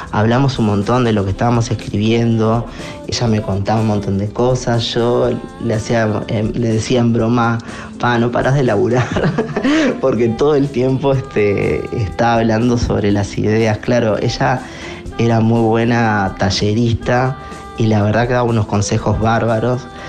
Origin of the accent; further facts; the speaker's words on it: Uruguay; soy un artista uruguayo